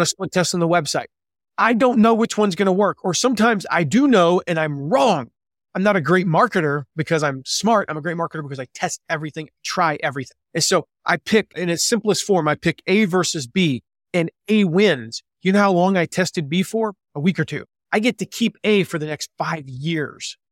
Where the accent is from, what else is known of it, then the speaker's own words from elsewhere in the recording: the South, United States; moved away as an adult; now in Fort Wayne, United States; I grew up in the South. I grew up in the nice warm weather mostly